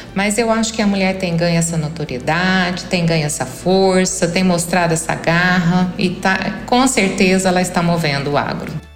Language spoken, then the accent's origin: Portuguese; interior of São Paulo, Brazil; also born or lived in Brasília; now in Catalão, Brazil; sou paulista do interior